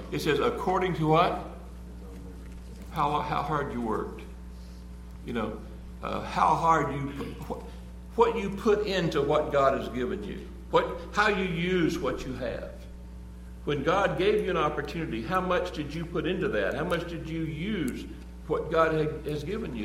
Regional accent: United States; we're American.

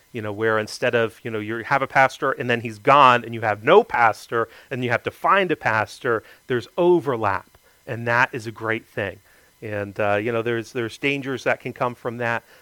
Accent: Greenville, South Carolina, United States; born there; also born or lived in Florida; I lived there for 10 years, so I guess I kind of consider myself from there. I was born in Greenville, South Carolina, always been from the Southeast.

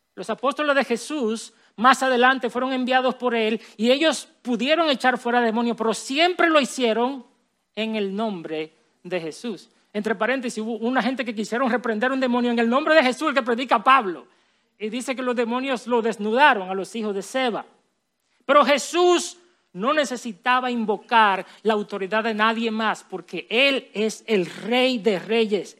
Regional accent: Villa Altagracia, San Cristóbal, Dominican Republic; Yo crecí en Villalda Gracia

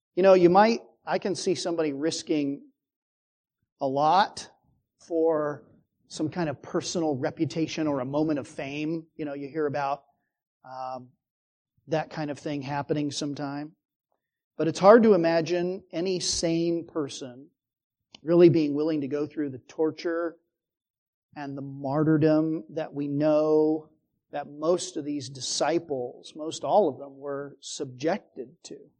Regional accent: Phoenix, Arizona, United States; growing up in Phoenix

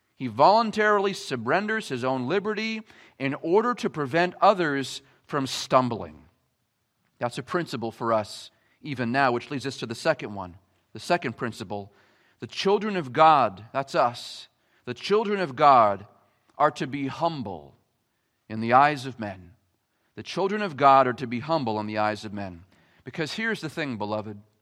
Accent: Gilmanton, New Hampshire, United States; I grew up in Gilmanton. I was born and raised here.

